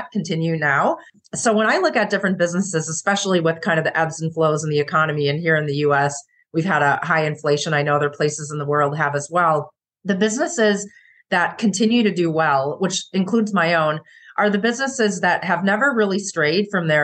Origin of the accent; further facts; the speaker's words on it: Minnesota, United States; also born or lived in Syracuse, New York; leaving my home state of Minnesota